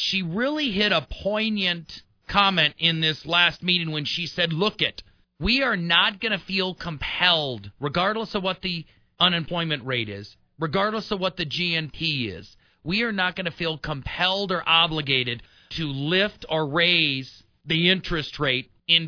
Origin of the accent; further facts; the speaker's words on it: Milwaukee, Wisconsin, United States; now in Colorado, United States; I was born and raised in Milwaukee